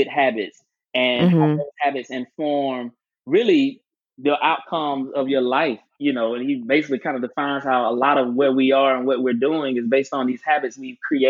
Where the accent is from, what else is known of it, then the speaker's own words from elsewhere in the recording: Albany, Georgia, United States; moved away as an adult; now in Atlanta, United States; I specifically went back to my hometown and bought property on the same side of town both of my grandparents' houses are